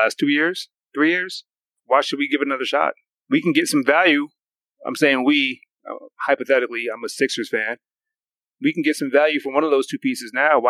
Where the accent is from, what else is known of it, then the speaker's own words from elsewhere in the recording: New York City, New York, United States; born and raised in Brooklyn and being a diehard fan of all New York sports